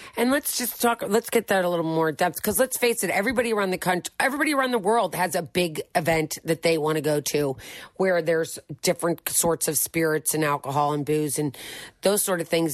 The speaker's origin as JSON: {"language": "English", "town": "St. Louis", "region": "Missouri", "country": "United States", "also_born_or_lived": "Philadelphia area", "moved": "as an adult", "said": "I'm from Saint Louis."}